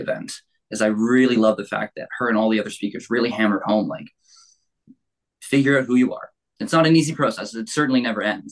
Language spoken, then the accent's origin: English; Burlington, Ontario, Canada; born and raised in Burlington really my whole life. Haven't really gone anywhere else